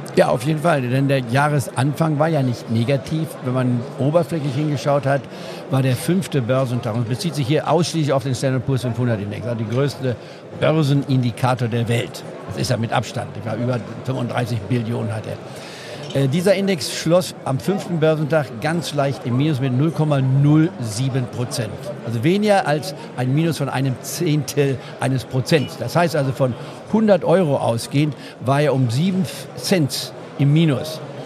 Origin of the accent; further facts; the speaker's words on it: Goslar, Lower Saxony, Germany; in Goslar Harz, wo ich aufgewachsen bin